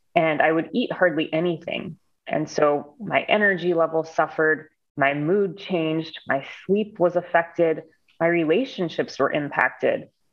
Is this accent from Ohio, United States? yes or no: yes; Cleveland, Ohio, United States; I'm from Cleveland, Ohio